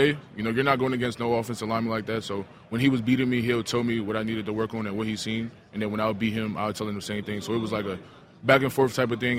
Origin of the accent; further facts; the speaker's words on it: Maryland, United States; I'm from Maryland